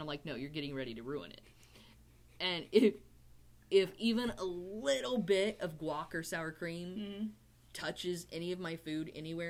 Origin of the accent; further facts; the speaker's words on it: Tulsa, Oklahoma, United States; we're from Tulsa.